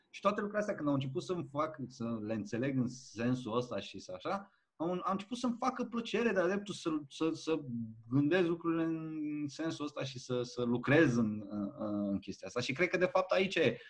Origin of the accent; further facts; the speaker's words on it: Alexandria, Teleorman County, Romania; Am copilărit în Alexandria